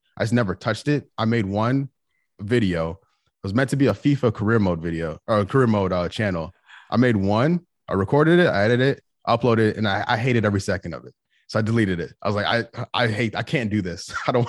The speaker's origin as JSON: {"language": "English", "town": "St. Louis", "region": "Missouri", "country": "United States", "moved": "yes", "lives_now": "Charlotte, United States", "said": "I'm not from here. I'm from St. Louis. I'm a transplant into the city."}